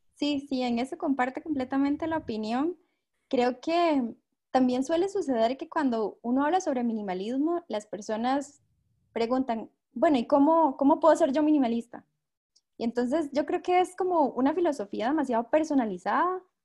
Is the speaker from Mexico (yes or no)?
no; Costa Rica; tengo 25 años, soy de Costa Rica